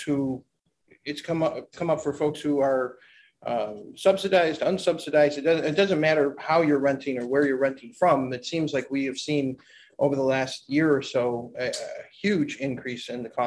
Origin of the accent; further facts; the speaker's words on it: Niagara Falls, New York, United States; I am born and raised in Niagara Falls.